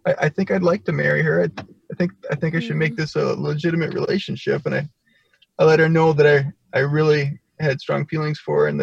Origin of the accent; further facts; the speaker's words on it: Milwaukee, Wisconsin, United States; I came from Milwaukee, the Milwaukee area in Wisconsin, which is a fairly decent sized metropolitan area